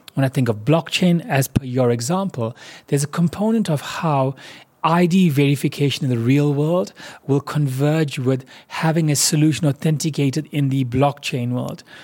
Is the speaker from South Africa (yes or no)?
yes; South Africa; as a South African